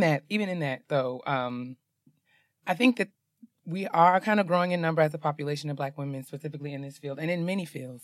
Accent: New York, United States; I'm from New York

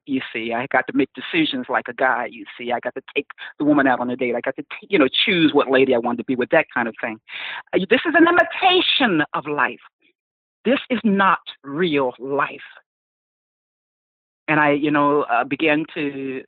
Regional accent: New Jersey, United States; moved away as an adult; also born or lived in Palm Coast, Florida; I was had moved to New Jersey, back to my hometown

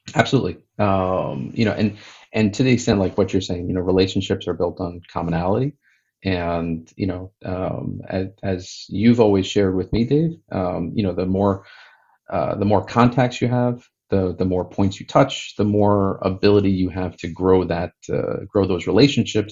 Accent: United States; growing up in the United States in the uh, you know 70s and 80s

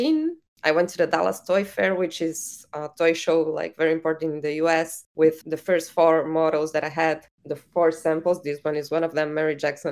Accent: Uruguay; I'm from Latin America. I'm from Uruguay.

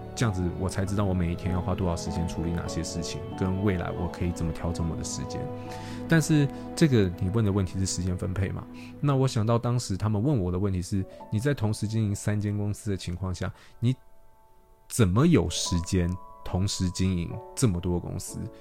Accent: Taiwan; 我们台湾人

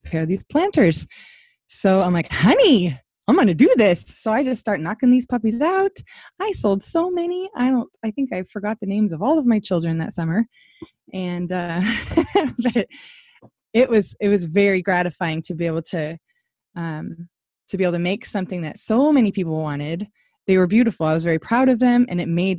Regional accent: Washington, United States; moved away as an adult; now in Georgia, United States; I'm from Washington State, that's where I was raised and grew up, and I moved to Georgia

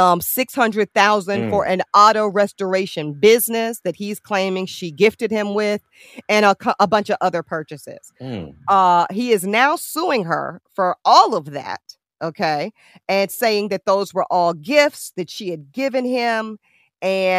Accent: North Carolina, United States; North Carolina, my home state

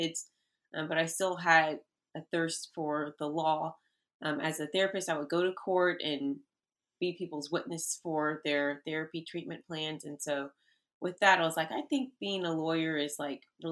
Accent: Texas, United States; moved away as an adult; also born or lived in Washington, D.C. area; I'm from Texas. I was not born here, but I grew up in Texas

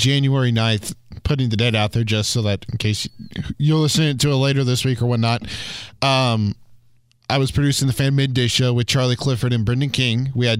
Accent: Denmark; I come from Denmark. No, IKEA is not the capital.

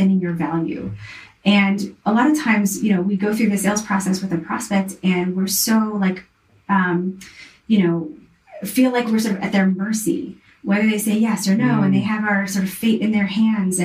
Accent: the South, United States; I was raised in the South

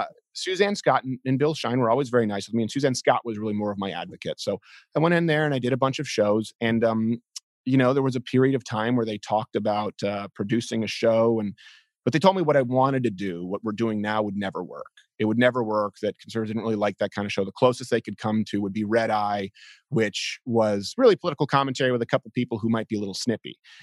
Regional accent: Montreal, Quebec, Canada; moved away; I was raised in the South Shore of Montreal

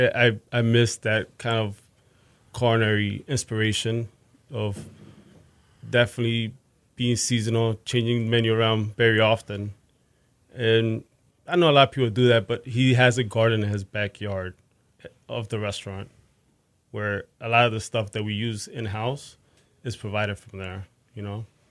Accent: Fort Lauderdale, Florida, United States; moved away as an adult; also born or lived in Bronx, New York / New York / Northeast US; now in Houston, United States; grew up in South Florida for the most part. Fort Lauderdale. I was born in the Bronx.

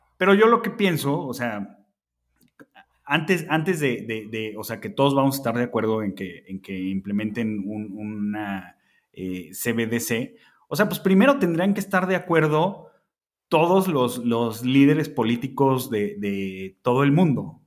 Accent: Mexico; somos los mexicanos

